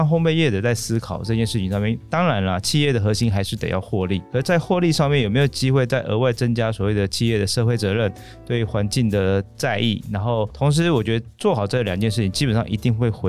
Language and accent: Chinese; Taiwan; 但因为我们台湾人从小吃肉松面包长大的。